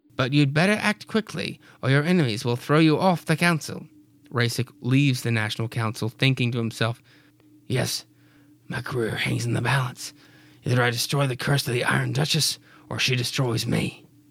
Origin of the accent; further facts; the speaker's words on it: Freeport, Louisiana, United States; I am from Freeport, Louisiana